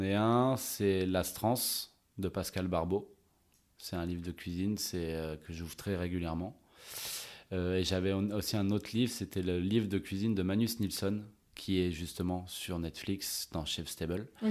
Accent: La Rochelle, Nouvelle-Aquitaine, France; also born or lived in Bordeaux / Montreal, Canada / Australia / Arcachon Basin; Je suis très ancré sud-ouest parce que ben, c'est ma région. Euh, je suis né à La Rochelle

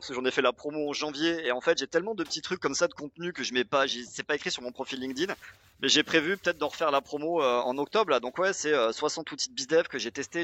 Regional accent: Pau, Nouvelle-Aquitaine, France; j'ai grandi à Pau, c'est dans le sud-ouest.

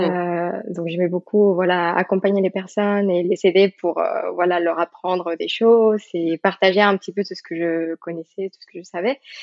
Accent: Mexico; French is a second language; moved away as an adult; now in France; je suis d'origine mexicaine. Maintenant, j'ai la nationalité française, mais, euh, donc j'ai grandi au Mexique

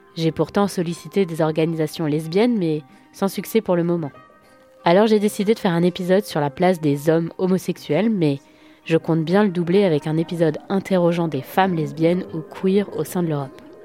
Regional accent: France; je suis française, européenne et hétérosexuelle

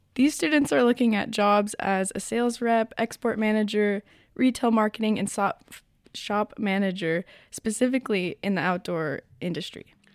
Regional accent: United States; now in France; I come from the United States

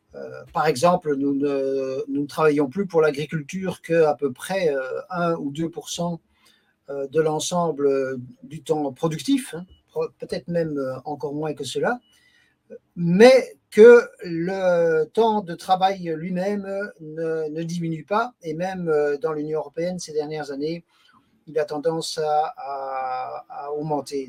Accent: Belgium; also born or lived in Brussels; j'habite euh, Bruxelles, donc euh, plus exactement la, célèbre municipalité de Molenbeek-Saint-Jean. Je travaille comme juriste dans une administration qui s'occupe de sécurité sociale, donc je suis belge

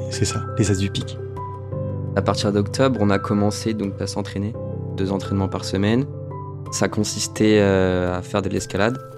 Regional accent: Le Havre, Normandy, France; also born or lived in Rouen; j'ai 19 ans. Je suis né à Rouen. Je viens du Havre.

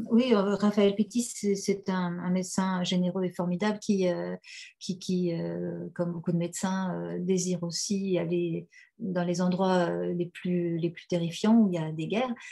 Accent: Algeria; moved away; je retrouve mon enfance euh, en Algérie

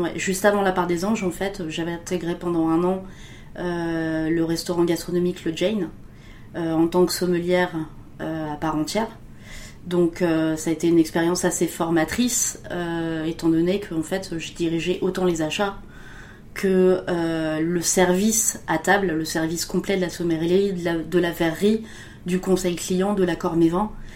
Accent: Touraine, Centre-Val de Loire, France; je viens de la Touraine et de la région de la Loire

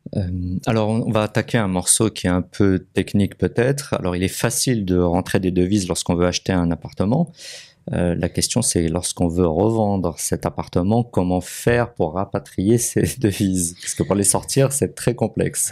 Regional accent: Morocco; en tant que Marocain

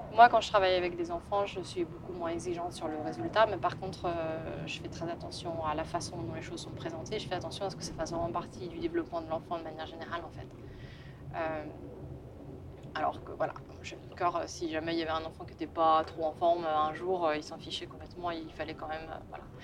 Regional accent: France; moved away as an adult; also born or lived in England / Germany / Italy; now in London, United Kingdom; Je suis française

